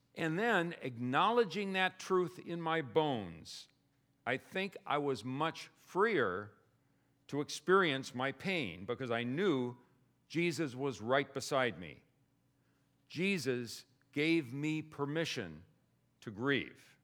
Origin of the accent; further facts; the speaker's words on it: Indiana, United States; I'm from Indiana